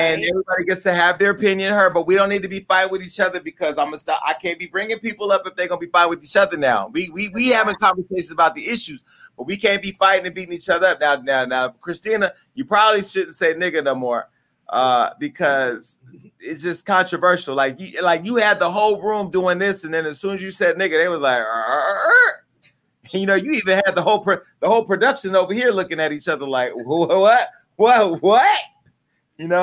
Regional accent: California, United States; I'm from California

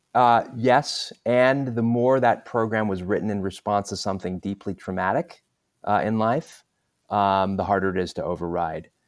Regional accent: Southern California, United States; also born or lived in London, England; I moved from London, England to the U S to Southern California

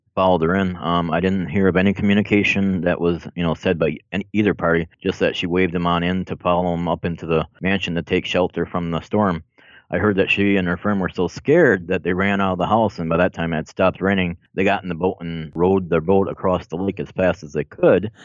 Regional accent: Minocqua, Wisconsin, United States; also born or lived in Milwaukee, Wisconsin; I was born in Milwaukee, but I moved up to Minocqua area in northern Wisconsin when I was about six or seven years old

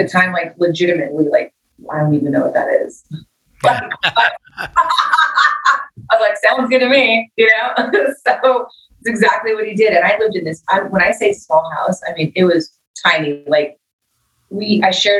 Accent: Los Angeles, California, United States; I grew up in East LA, you know, was kind of a rough neighborhood that I grew up

